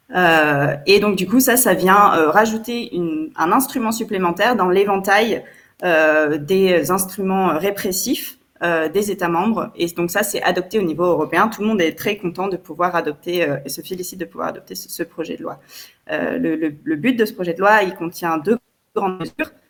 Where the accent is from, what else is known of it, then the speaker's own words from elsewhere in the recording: France; je ne suis pas belge, je suis française.